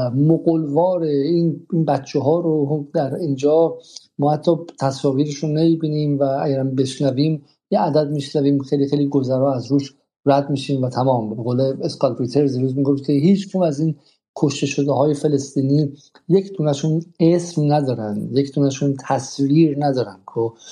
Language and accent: Persian; Iran; ما تو ایران باش بزرگ شدیم